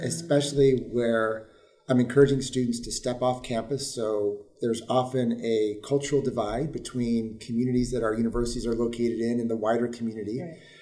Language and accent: English; Mount Morris, New York, United States; I grew up in this region on the other side of the Finger Lakes and in a very small community, Mount Morris, New York